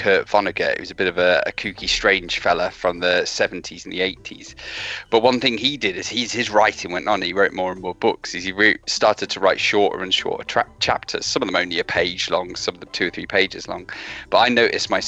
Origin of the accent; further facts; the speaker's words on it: Derby, East Midlands, United Kingdom; I come from Derby, so I live in the Midlands. I live sort of on my way to Nottingham now